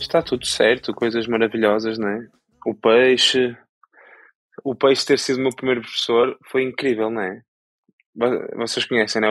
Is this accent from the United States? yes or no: no; Porto, Norte, Portugal; accent: Porto accent; um destaque acentuado do Porto